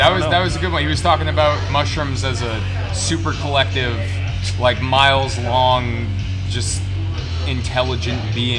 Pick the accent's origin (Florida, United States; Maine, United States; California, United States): Maine, United States; Kennebunk; I'm from Kennebunk.